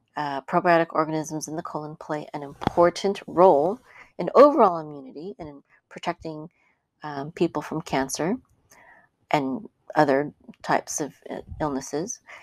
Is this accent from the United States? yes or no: no; Philippines; I'm Filipino